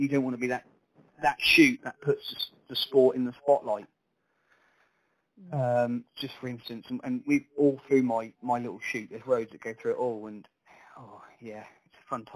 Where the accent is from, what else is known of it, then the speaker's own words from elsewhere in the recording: Sandringham, East of England, United Kingdom; I come from Sandringham originally, where it's where I was sort of born and bred.